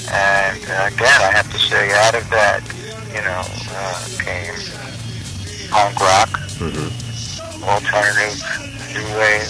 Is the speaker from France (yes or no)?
no; Australia; From down under.